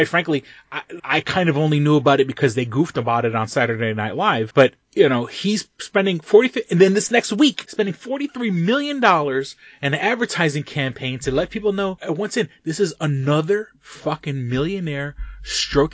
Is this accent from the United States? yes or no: yes; New York City, New York, United States; I grew up in New York City before Rudy Giuliani.